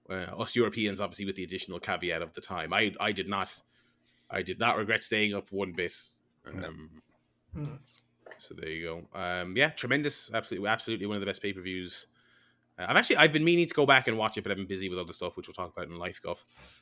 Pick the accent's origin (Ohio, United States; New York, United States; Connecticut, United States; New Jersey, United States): New York, United States; Brooklyn; Yeah, I'm from Brooklyn.